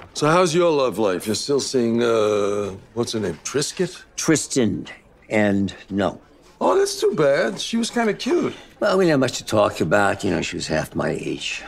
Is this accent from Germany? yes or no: yes; Bavaria, Germany; accent: Bavarian; first language Bavarian dialect; English is a second language; my first language was Bavarian dialect